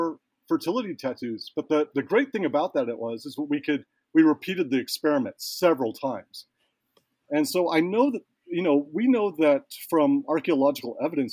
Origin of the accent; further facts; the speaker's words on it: United States; also born or lived in Hawaii; growing up in the States, my language is not far from perfect.